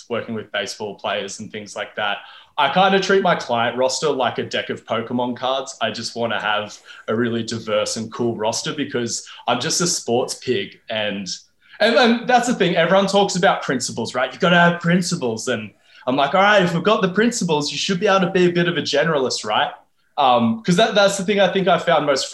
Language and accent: English; Wollongong, New South Wales, Australia; I'm from Wollongong, which is a bit more regional